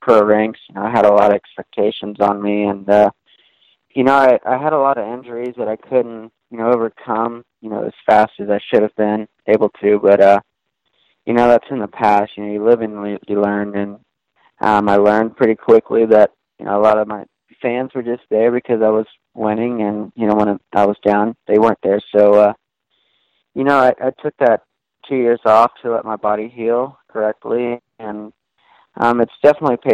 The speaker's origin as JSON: {"language": "English", "region": "Georgia", "country": "United States", "tie": "born or raised there", "said": "I grew up in Georgia"}